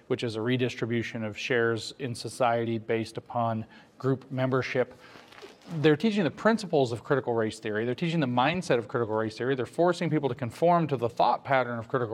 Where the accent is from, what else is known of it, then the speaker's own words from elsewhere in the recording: Southern Appalachia, United States; I grew up in Appalachia, in southern Appalachia, although I also have family here in northern Appalachia.